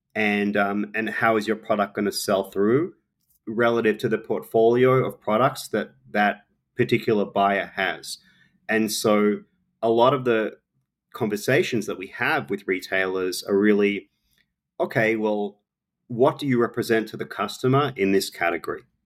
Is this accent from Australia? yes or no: yes; Australia; moved away; I'm an Australian, um, I obviously grew up barbecuing, it's part of our culture